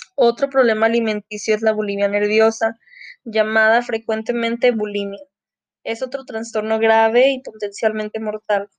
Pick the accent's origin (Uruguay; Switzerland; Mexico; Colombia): Mexico; soy mexicana